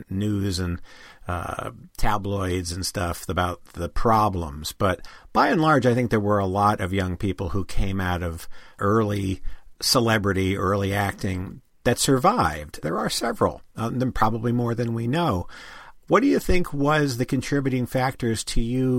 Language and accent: English; Northeast, United States; moved away; I came from the Northeast.